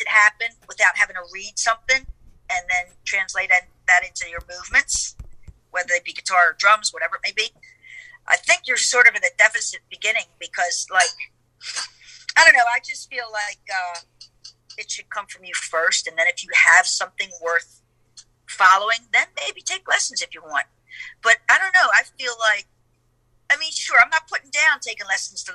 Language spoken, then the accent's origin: English; Baltimore, Maryland, United States; I'm from Baltimore